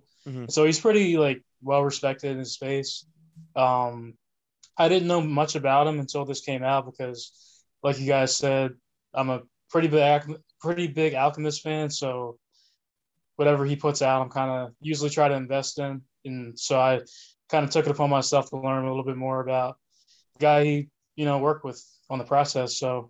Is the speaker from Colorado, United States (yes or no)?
no; New Jersey, United States; Born and raised in New Jersey, southern part of the state. 28 years old, recently turned 28 last December.